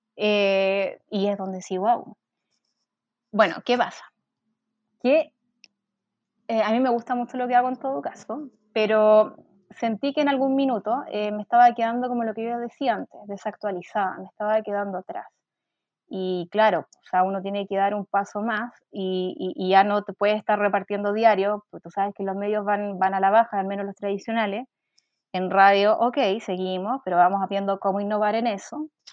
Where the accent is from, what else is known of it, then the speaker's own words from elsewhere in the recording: Quilpué, Valparaíso, Chile; moved away as an adult; also born or lived in Viña del Mar; now in Santiago, Chile; nací en Viña del Mar, pero siempre viví en Quilpué, que es una mm, comuna que está hacia el interior.